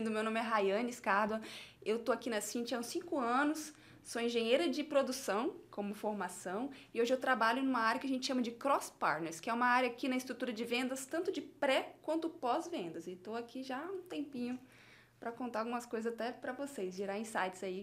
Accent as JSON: {"language": "Portuguese", "town": "Vitória", "region": "Espírito Santo", "country": "Brazil", "said": "lá na minha cidade, em Vitória"}